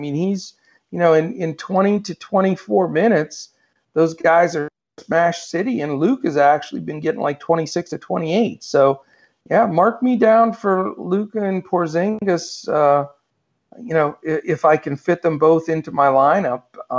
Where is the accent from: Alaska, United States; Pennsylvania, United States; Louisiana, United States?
Pennsylvania, United States; now in Dallas, United States; Well, no, I'm from Pennsylvania. I mean, I'm in Dallas now, but yeah, that wasn't my home base initially. But yeah, we're both sort of East Coast guys.